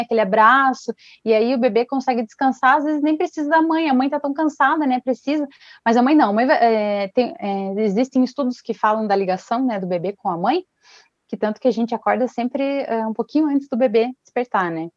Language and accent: Portuguese; Ponta Grossa, Paraná, Brazil; sou de Ponta Grossa do Paraná